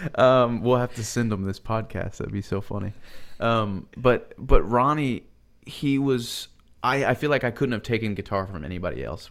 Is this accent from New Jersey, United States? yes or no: no; Buford, Georgia, United States; now in Nashville, United States; I grew up in Buford, Georgia